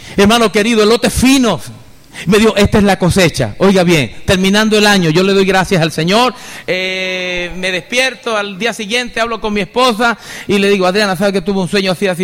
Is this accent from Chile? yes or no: no; Venezuela; now in Costa Rica; soy venezolano